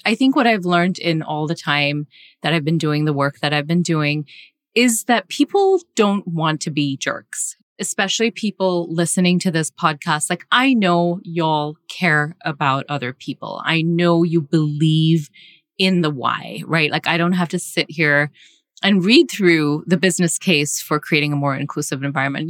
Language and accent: English; Singapore; moved away; I grew up in Asia, I grew up in Singapore